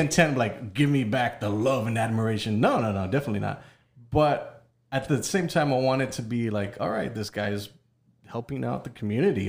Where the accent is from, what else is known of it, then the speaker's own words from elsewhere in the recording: Texas, United States; I'm Mexican-American. I'm from Texas